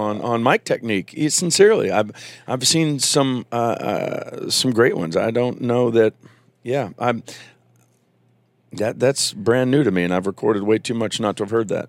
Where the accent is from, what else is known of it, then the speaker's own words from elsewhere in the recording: Virginia, United States; moved away; I'm raised in Virginia, so there's a little bit of Southern boy in me